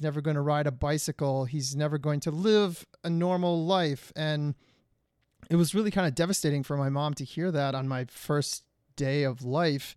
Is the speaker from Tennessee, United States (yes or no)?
no; Detroit, Michigan, United States; moved away; I'm originally from Detroit, Michigan, where the winters are brutal